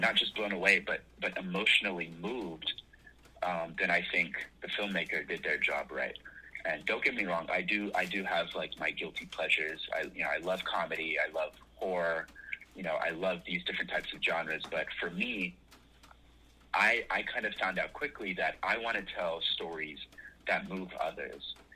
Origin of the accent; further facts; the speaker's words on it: Los Angeles, California, United States; also born or lived in New York; my hometown is Los Angeles, California, where I'm calling from right now